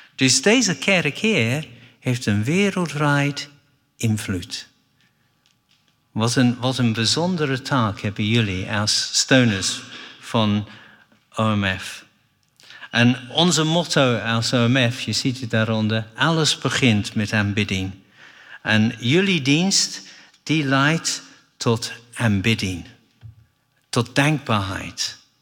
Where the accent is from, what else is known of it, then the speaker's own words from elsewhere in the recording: England, United Kingdom; Dutch is a second language; moved away as an adult; now in Netherlands; door de genade van God ben ik een Engelsman. Want ik heb niet gekozen om in Engeland geboren te zijn